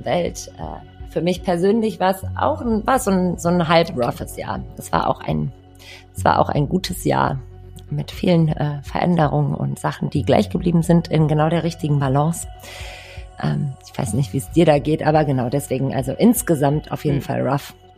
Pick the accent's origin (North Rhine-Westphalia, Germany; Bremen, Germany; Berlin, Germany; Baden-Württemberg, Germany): North Rhine-Westphalia, Germany; Düsseldorf; bin Düsseldorferin